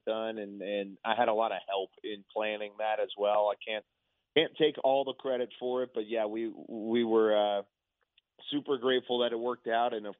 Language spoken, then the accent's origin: English; Waco, Texas, United States; also born or lived in Denton, Texas; I'm born and raised in Waco down there in the area